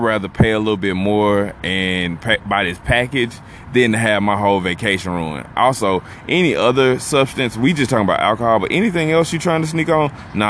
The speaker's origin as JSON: {"language": "English", "country": "United States", "said": "I know I'm American."}